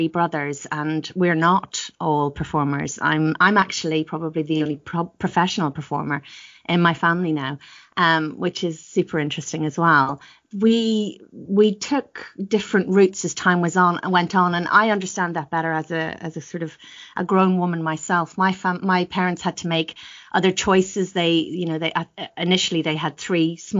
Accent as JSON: {"language": "English", "country": "Ireland", "tie": "born or raised there", "also_born_or_lived": "Northern Ireland", "moved": "yes", "lives_now": "United Kingdom", "said": "I grew up in Southern Ireland. Well, part of my early life was actually in Northern Ireland"}